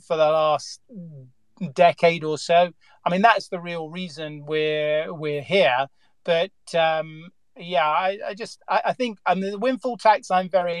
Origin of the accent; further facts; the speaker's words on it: England, United Kingdom; I'm English